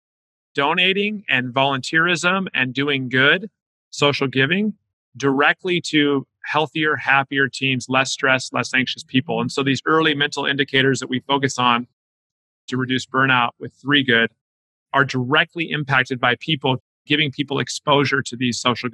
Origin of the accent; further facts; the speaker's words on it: Southern California, United States; I grew up in SoCal